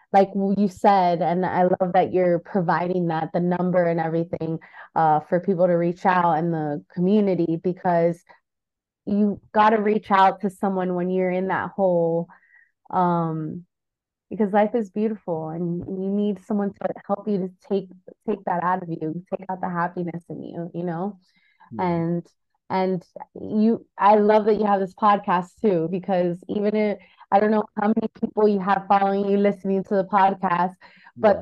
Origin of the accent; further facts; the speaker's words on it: United States; I was born in the United States